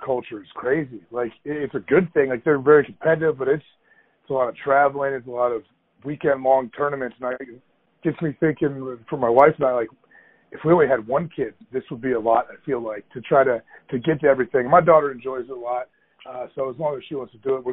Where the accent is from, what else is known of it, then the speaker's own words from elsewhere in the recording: Ohio, United States; also born or lived in Green Bay, Wisconsin; I'm from Ohio. I grew up there.